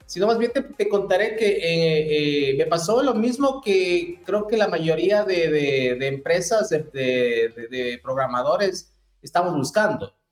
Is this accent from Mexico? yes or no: no; Ecuador; moved away as an adult; now in Chile; Yo soy ecuatoriano, como algunos de ustedes ya lo saben. a partir de, del trabajo, del emprendimiento, Llegué a Chile hace aproximadamente unos 8 o 9 años.